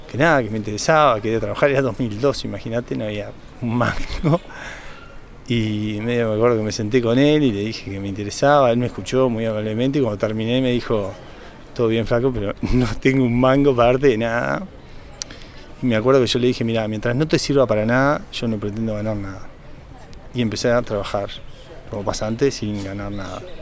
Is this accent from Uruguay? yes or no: yes; Uruguay; Yo soy de acá, de Taborda.